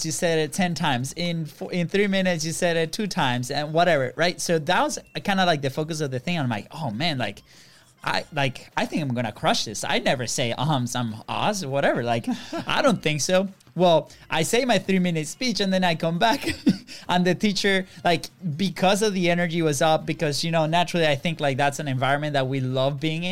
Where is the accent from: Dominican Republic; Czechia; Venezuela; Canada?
Venezuela; English is a second language; moved away; also born or lived in Virginia; we're from Venezuela